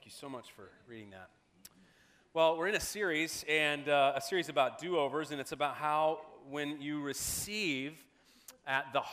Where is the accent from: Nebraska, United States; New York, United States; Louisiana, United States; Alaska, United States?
Nebraska, United States; Omaha; When I was growing up in Omaha, Nebraska, my family was friends with another family in our church.